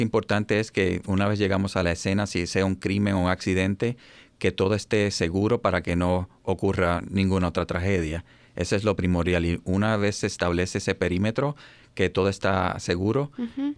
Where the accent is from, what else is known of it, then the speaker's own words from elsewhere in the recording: Puerto Rico; moved away as an adult; also born or lived in Baltimore, Maryland; now in United States; soy puertorriqueño